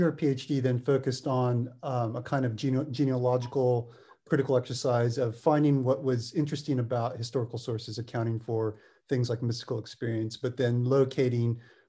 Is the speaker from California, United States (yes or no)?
yes; Berkeley, California, United States; growing up in Berkeley or going to school at University in Berkeley during the 1990s